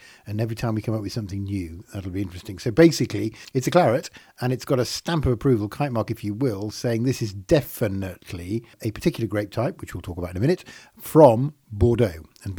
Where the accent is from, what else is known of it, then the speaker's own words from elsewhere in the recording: Yorkshire and the Humber, United Kingdom; Rich, I might not sound it, but I am from Yorkshire